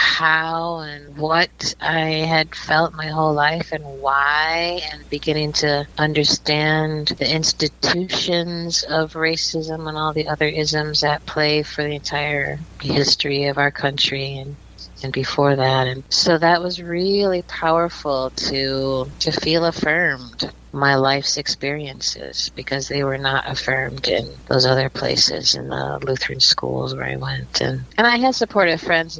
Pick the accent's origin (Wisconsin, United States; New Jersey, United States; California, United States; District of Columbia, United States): Wisconsin, United States; Milwaukee; moved away as an adult; also born or lived in Boston, Massachusetts; I grew up in Milwaukee, Wisconsin